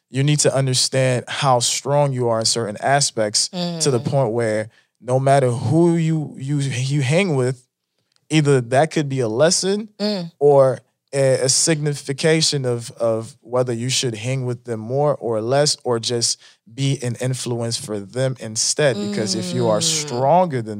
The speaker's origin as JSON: {"language": "English", "area": "Palm Beach County", "region": "Florida", "country": "United States", "tie": "born or raised there", "also_born_or_lived": "Haiti", "second_language": "English", "said": "I grew up in Palm Beach County, Florida"}